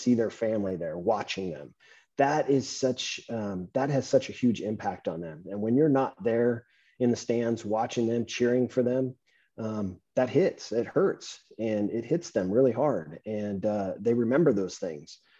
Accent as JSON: {"language": "English", "region": "Southern California", "country": "United States", "tie": "born or raised there", "said": "I'm um, Southern California"}